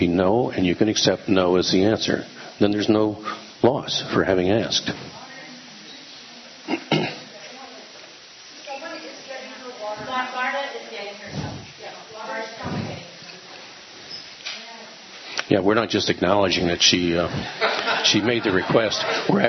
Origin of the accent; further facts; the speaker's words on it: United States; I was from America